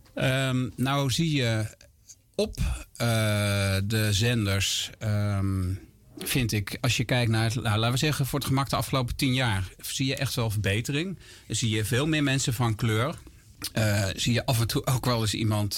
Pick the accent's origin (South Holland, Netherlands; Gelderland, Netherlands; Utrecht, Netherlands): South Holland, Netherlands; Gorinchem; moved away as an adult; now in near Amersfoort, Netherlands; Ik ben opgegroeid en geboren in Gorkum, plaatsje aan de rivier de Merwede